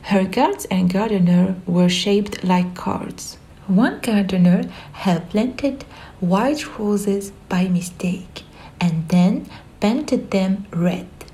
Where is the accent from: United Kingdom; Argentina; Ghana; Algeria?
Algeria; I am 23 years old and I am from Algeria.